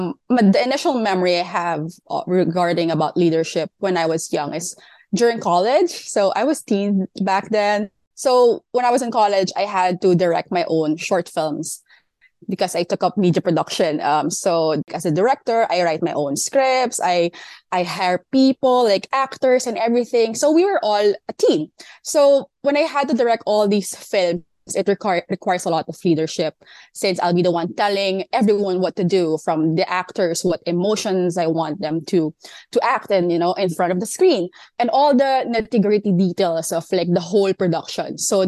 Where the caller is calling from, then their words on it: Manila, Metro Manila, Philippines; I'm calling in from Manila, Philippines.